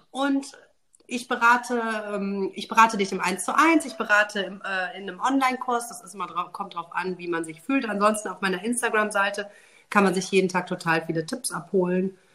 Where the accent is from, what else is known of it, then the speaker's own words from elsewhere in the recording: Cologne, North Rhine-Westphalia, Germany; ich bin 37, ich komme aus Köln, zwei kleine Kids